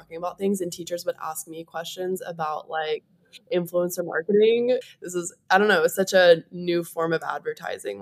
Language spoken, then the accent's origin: English; Charleston, West Virginia, United States; moved away as an adult; also born or lived in California / Hawaii; I grew up in Charleston, West Virginia